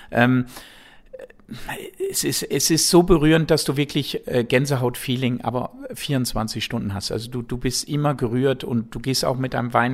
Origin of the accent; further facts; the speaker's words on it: Switzerland; Natürlich als Schweizer mit Geld, das ist klar, ne, das gehört dazu.